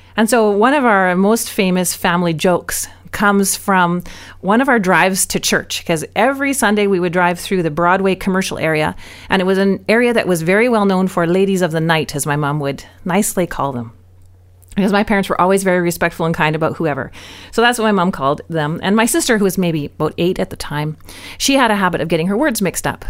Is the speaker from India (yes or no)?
no; Vancouver, British Columbia, Canada; now in Abbotsford, Canada; I grew up mostly in North Fan, but my life was in Vancouver